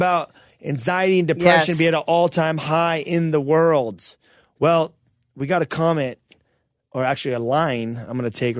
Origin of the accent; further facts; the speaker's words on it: Toronto, Ontario, Canada; We're from Toronto.